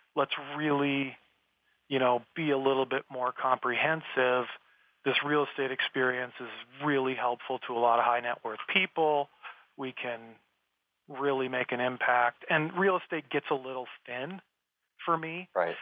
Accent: South Dakota, United States; I grew up in South Dakota, which is the Wild West still, right? Very out in the middle of nowhere, small town.

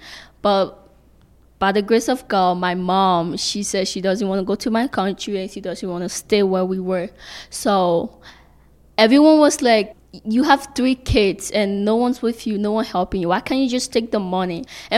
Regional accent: Liberia; now in Canada; What did I miss most about my home country is the Liberian cuisine. It is so classic.

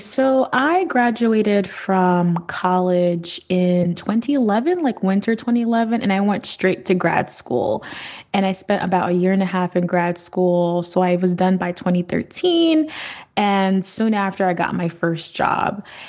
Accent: Haiti; I mean, I lived like a local pretty much 4 months out of the year growing up in Haiti.

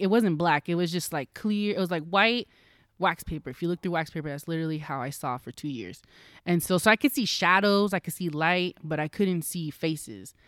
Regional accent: Roseville, California, United States; I was from Roseville

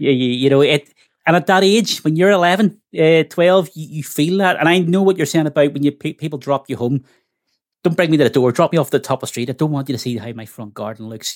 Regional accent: Belfast, Northern Ireland, United Kingdom; I grew up in the Glen Cairn estate

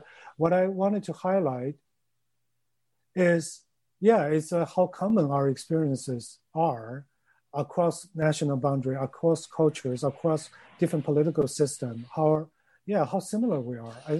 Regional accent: Chengdu, Sichuan, China; moved away; Chengdu, where my hometown is.

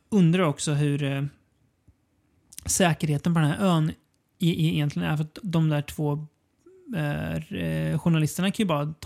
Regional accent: Sweden; det är det som är lite kul som svensk, att man känner att här försökte Mats Helge verkligen bli internationell.

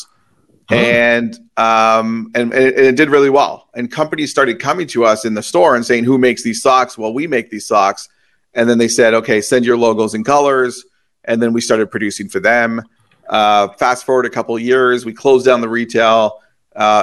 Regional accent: Toronto, Ontario, Canada; moved away; I grew up in Toronto and I moved after

